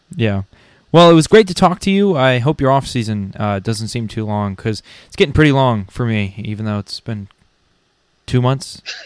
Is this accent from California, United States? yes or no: no; Connecticut, United States; moved away; I'm from originally from Connecticut, so I, I mean there was woods, but not enough for hunting